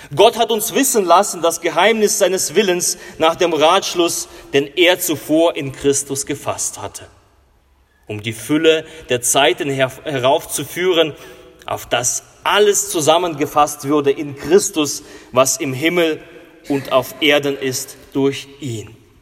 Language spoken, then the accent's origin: German; Russia; now in Germany; In äh, Russland, wo ich herkomme